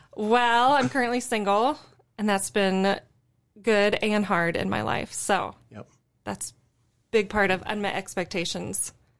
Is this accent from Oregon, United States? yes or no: no; Iowa, United States; Graduated high school from Nashville Plainfield, so not super far from Cedar Falls.